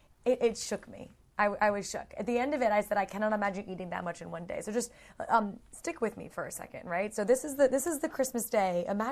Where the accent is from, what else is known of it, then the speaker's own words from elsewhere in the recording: United Kingdom; But then they come back, and of course they have to have tea. We're British, after all.